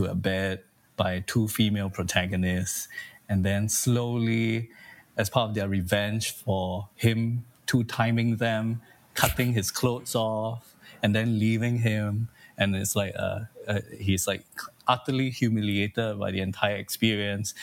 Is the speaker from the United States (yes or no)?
no; Singapore; I'm from Singapore, and there's corporal punishment in our education system